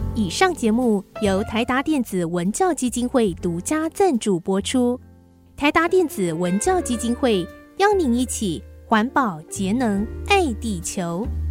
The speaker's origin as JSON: {"language": "Chinese", "country": "Taiwan", "accent": "Taiwanese Mandarin", "said": "我台湾国语念"}